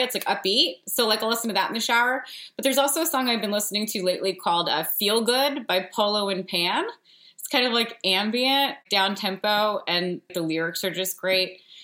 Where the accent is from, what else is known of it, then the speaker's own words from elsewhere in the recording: New Jersey, United States; My dad is named Bob, and I'm from New Jersey